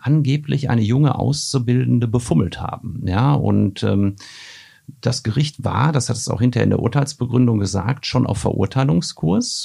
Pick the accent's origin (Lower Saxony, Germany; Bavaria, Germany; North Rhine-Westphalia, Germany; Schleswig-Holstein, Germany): North Rhine-Westphalia, Germany; Marl in the Ruhr area; in meiner Heimatstadt Mal im Ruhrgebiet